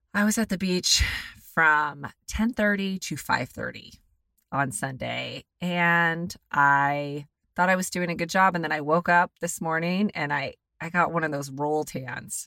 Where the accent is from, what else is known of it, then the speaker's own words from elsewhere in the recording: United States; I'm an American